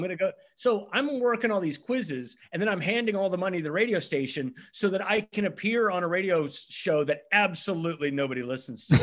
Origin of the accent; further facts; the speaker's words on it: Nassawadox, Virginia, United States; moved away as an adult; also born or lived in Hawaii; now in Philadelphia, United States; I grew up on the eastern shore of Virginia, uh, which is, uh, the peninsula that's actually attached to Maryland